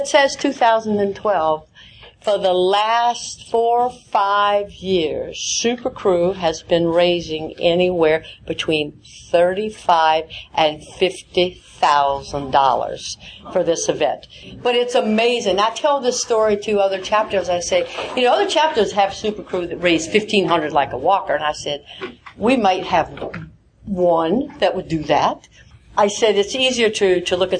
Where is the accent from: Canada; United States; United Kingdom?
United States; the South; I'm from the South